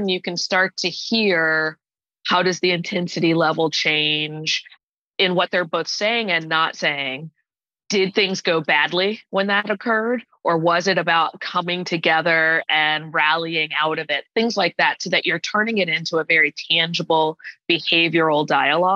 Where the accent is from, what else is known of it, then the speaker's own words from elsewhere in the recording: Atlanta, Georgia, United States; moved away as an adult; also born or lived in Washington, D.C. / Indianapolis; now in New Jersey, United States; I call myself an Atlanta girl. I grew up in Atlanta. I actually moved there when I was in fifth grade and stayed there through, you know, when I went away to undergrad